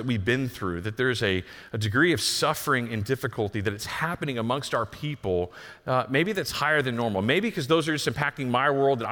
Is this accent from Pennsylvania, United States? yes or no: no; Texas, United States; I'm from Texas, so I'm used to like tornadoes and thunderstorms